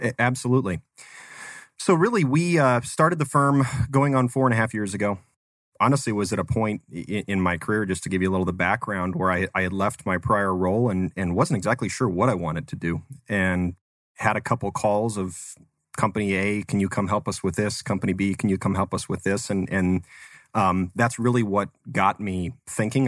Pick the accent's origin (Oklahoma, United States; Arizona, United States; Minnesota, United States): Arizona, United States; Phoenix; also born or lived in Tucson; Arizona native, so born, born and raised in the Phoenix area